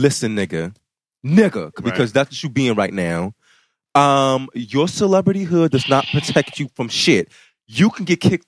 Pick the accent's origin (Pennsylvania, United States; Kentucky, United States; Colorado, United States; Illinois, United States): Illinois, United States; Chicago; I'm from the South Side of Chicago